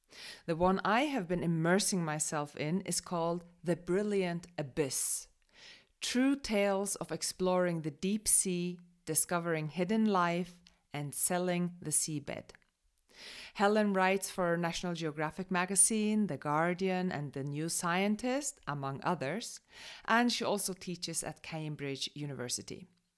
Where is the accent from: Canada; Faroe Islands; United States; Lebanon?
Faroe Islands; me growing up in the Faroe Islands by the sea and then working on a fishing boat and then sailing with my own boat around the world for 3 years